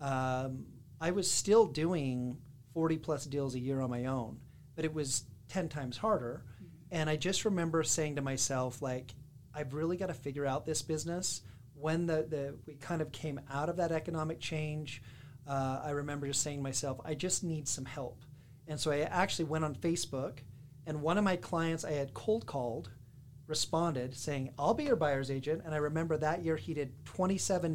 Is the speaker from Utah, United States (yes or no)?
yes; West Jordan, Utah, United States; I am from West Jordan, Utah. So I went to Westvale Elementary, which was the best, the Vikings